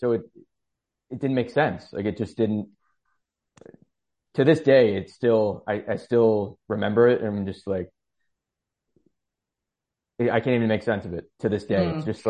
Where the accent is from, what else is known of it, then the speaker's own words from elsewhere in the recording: New York, United States; Upstate New York.